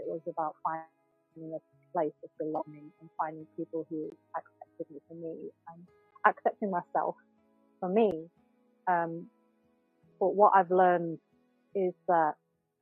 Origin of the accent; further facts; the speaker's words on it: Yorkshire and the Humber, United Kingdom; I'm also Cantonese born. My parents are Cantonese, and I was raised in Yorkshire